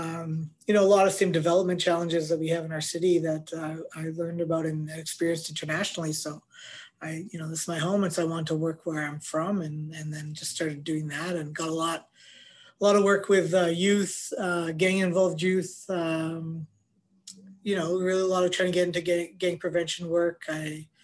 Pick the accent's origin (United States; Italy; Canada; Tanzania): Canada; Winnipeg, Manitoba; I'm a Winnipegger, born and raised. I grew up in East Kildonan